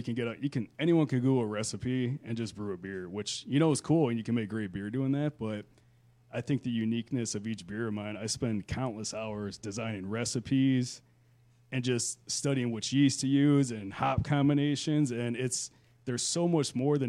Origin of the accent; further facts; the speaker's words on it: Grafton, Ohio, United States; now in Amherst, United States; I grew up in Grafton, farm town